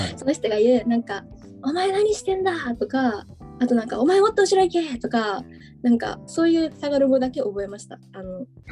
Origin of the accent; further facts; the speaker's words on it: Matsushima, Miyagi, Japan; also born or lived in Sendai; 出身は宮城県の松島町海の近くの日本三景で有名な松島ですね。そこで生まれて、はい、はい、まあ、小さい時はそこで過ごしました。